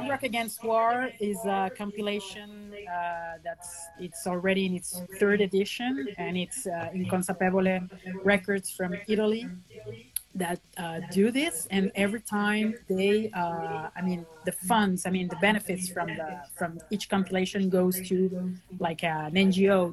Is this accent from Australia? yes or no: no; Venezuela; moved away; also born or lived in France; I was born in Venezuela